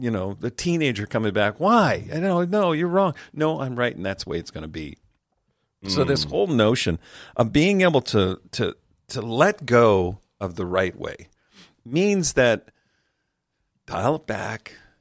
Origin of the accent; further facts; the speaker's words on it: Canada; I'm Canadian